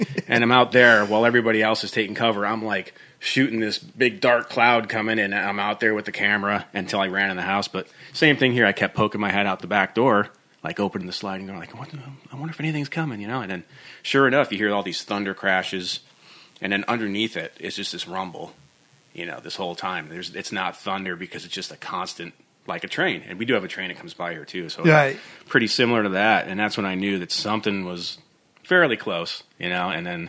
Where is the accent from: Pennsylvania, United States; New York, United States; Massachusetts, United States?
New York, United States; upstate; now in Nashville, United States; where I grew up in New York, which is just nasty winters.